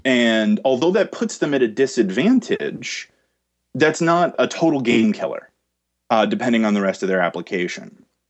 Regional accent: New Jersey, United States; I got into med school here in my home state of New Jersey.

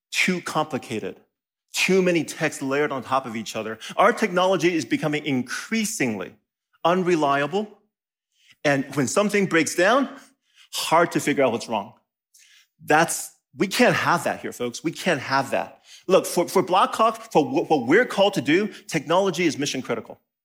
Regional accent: Taiwan; now in Madison, United States; I, I was born in Taiwan.

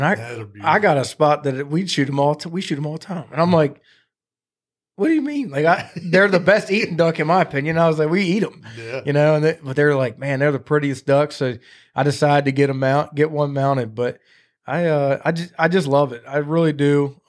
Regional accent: Chincoteague, Virginia, United States; I grew up on Chesapeake and Chincoteague. We were in Chincoteague a lot.

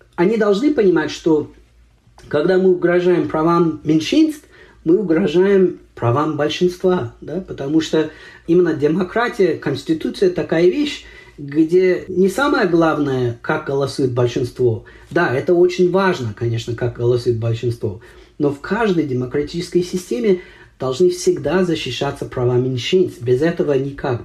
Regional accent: United States

